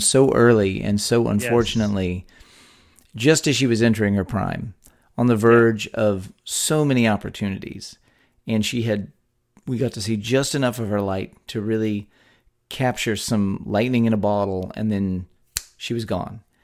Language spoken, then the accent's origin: English; Texas, United States; born or raised there